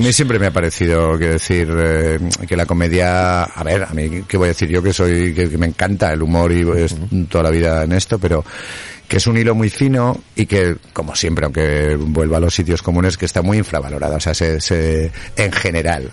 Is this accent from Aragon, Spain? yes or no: yes; Aragon, Spain; aquí en Aragón